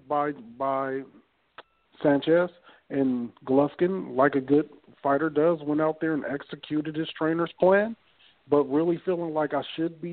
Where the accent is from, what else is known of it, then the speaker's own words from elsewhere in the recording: Long Beach, California, United States; I'm from Long Beach